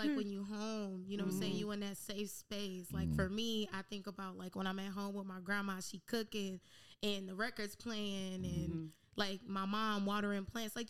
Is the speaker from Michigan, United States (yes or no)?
yes; Detroit, Michigan, United States; now in San Diego, United States; So, pretty much, I'm from Detroit and currently in San Diego.